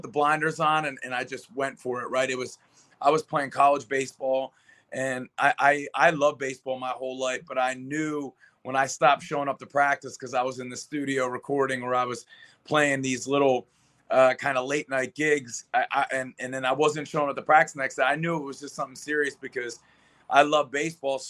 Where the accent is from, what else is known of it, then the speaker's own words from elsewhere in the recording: Philadelphia, Pennsylvania, United States; also born or lived in Las Vegas, Nevada; now in Arizona, United States; Born and raised in Philadelphia, Pennsylvania